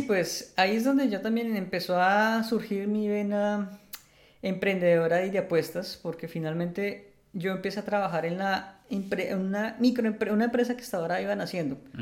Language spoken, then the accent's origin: Spanish; Bogotá, Colombia; moved away as an adult; now in Netherlands; soy un bogotano de 34 años, ingeniero electrónico